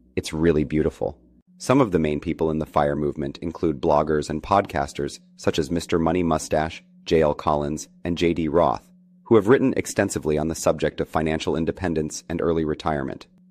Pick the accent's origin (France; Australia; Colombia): Colombia; now in New York City, United States; I am originally from Colombia